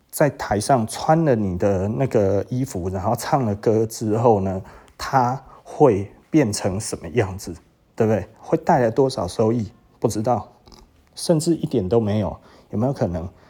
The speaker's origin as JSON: {"language": "Chinese", "country": "Taiwan", "said": "我们台湾"}